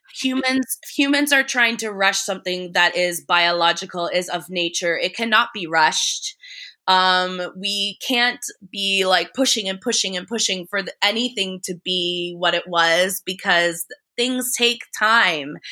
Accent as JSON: {"language": "English", "town": "Paris", "region": "Ontario", "country": "Canada", "tie": "born or raised there", "also_born_or_lived": "London", "moved": "as an adult", "lives_now": "Paris, Canada", "said": "we're in my hometown now"}